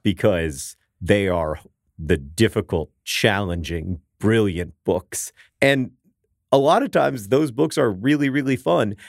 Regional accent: Orlando, Florida, United States; now in Indianapolis, United States; my hometown of Orlando, Florida

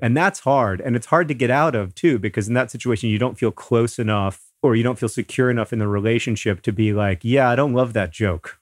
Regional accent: Florida, United States; moved away; Hank and I grew up in Florida

